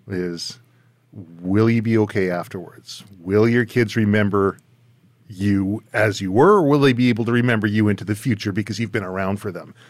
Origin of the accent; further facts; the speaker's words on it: Surrey, British Columbia, Canada; my hometown of Surrey, British Columbia